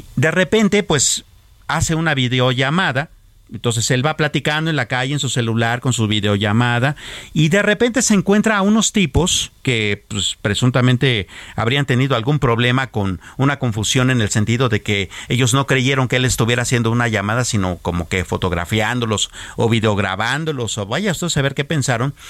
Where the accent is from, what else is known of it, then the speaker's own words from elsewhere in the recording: Mexico; somos los verdaderos mexicanos